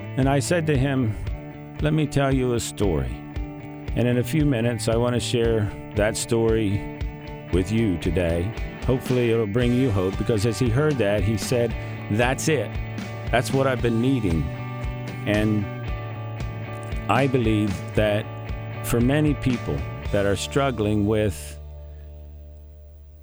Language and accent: English; Greenwood, Delaware, United States; born and raised in the Mennonite community of Greenwood